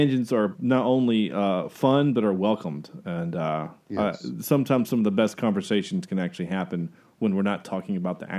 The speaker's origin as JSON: {"language": "English", "region": "North Carolina", "country": "United States", "said": "I'm from North Carolina."}